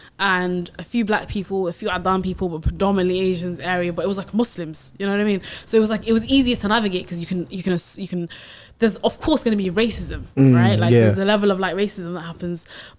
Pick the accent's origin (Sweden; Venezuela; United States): Sweden; now in United Kingdom; I grew up in Sweden, right? And then I came to the UK